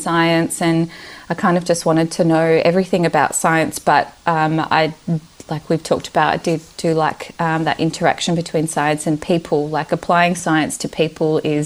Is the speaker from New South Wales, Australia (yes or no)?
no; Melbourne, Victoria, Australia; English is a second language; also born or lived in Romania / Yugoslavia; I was born in Romania and moved to Australia when I was little, when I was five. I grew up in Melbourne, have always lived in Melbourne.